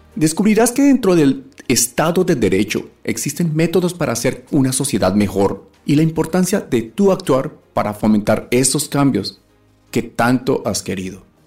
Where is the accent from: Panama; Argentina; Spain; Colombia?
Colombia; moved away; soy un colombiano como tú, cansado de la situación que vemos a diario en nuestro país